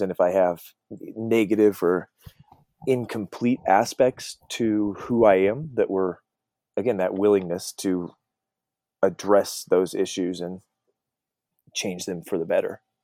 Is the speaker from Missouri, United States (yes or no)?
no; Colorado, United States; I grew up in Colorado